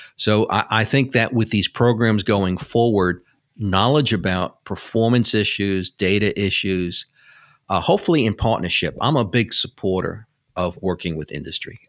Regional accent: New York City, New York, United States; I grew up in New York City, which you can probably tell by my accent.

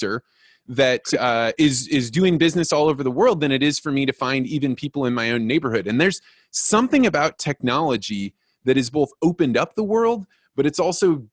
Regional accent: Peoria, Illinois, United States; now in St. Louis, United States; And so I grew up north in Peoria, Illinois, the center of Illinois

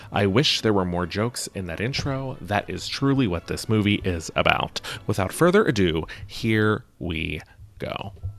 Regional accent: Mount Pleasant, Pennsylvania, United States; Mount Pleasant, Pennsylvania

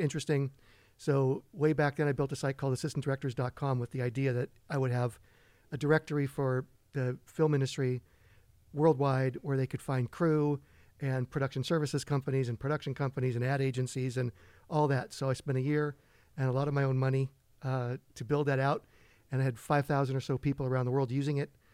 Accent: Redondo Beach, California, United States; moved away as an adult; also born or lived in Los Angeles; now in East Hampton, United States; born and raised in Los Angeles. Grew up most of my life in Redondo Beach

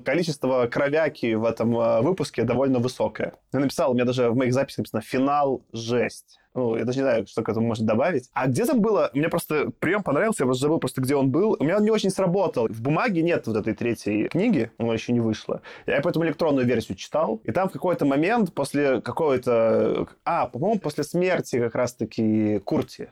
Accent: Belarus; now in Russia; Я просто единственный белорус такой

